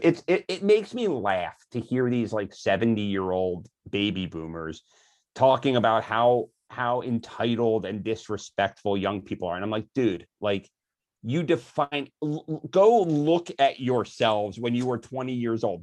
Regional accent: Philadelphia, Pennsylvania, United States; I grew up in Philadelphia, and every summer we'd go to the Jersey Shore near Atlantic City

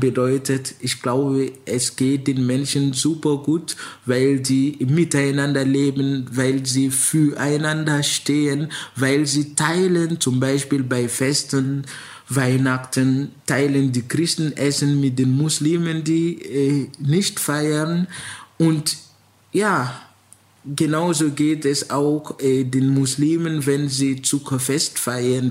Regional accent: Ouagadougou, Centre, Burkina Faso; first language Mooré; German is a second language; now in Germany; in Ouagadougou, wo ich geboren bin

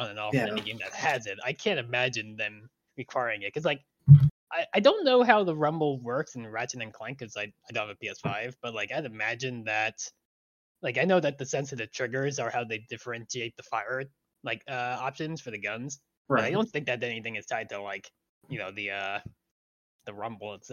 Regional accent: Long Island, New York, United States; I grew up on Long Island

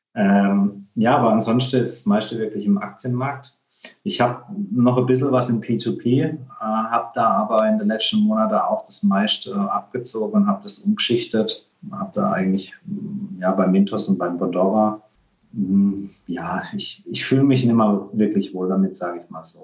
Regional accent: Germany; bei uns in Deutschland

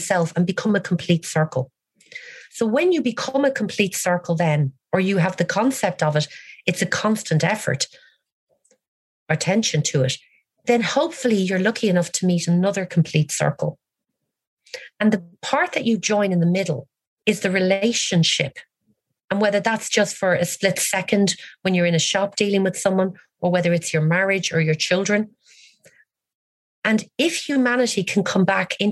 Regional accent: Ireland; as an Irish woman

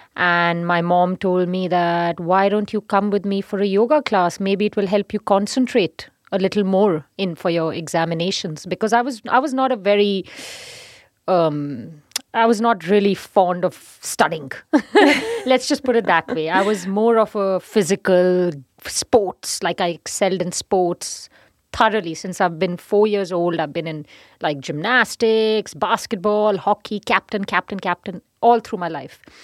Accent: Punjab, India; From Punjab.

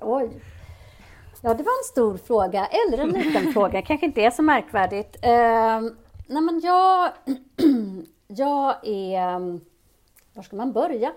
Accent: Uppsala, Uppsala County, Sweden; also born or lived in Addis Ababa, Ethiopia; växte jag upp där i Uppsala

